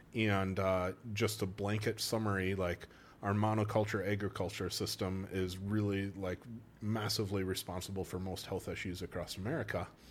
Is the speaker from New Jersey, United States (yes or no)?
no; Wausau, Wisconsin, United States; accent: Wisconsin; moved away as an adult; also born or lived in North Carolina / Milwaukee / Eau Claire / Saint Louis; when I was six, we moved to Wausau, which is the center of the state